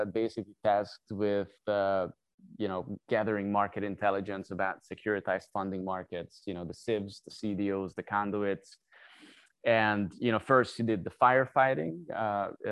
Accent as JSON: {"language": "English", "country": "Hungary", "also_born_or_lived": "South Korea", "moved": "as an adult", "said": "I'm originally from Hungary. So I started my education there."}